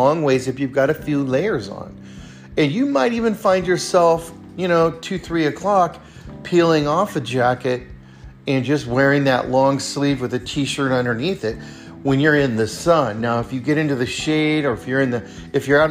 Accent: California, United States; now in Redmond, Oregon, United States; growing up in California, you know, in the Sierras

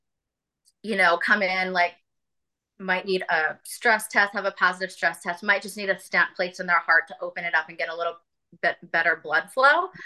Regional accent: Virginia, United States; also born or lived in Charleston, South Carolina; I am from Virginia, and I have traveled and lived in a couple different areas, Charleston, South Carolina, being one of them

